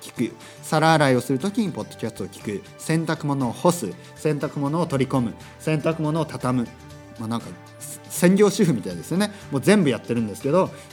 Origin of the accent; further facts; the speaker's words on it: Japan; first language Japanese; moved away; also born or lived in Tokyo; 日本語はですね、やっぱりネイティブですから母国語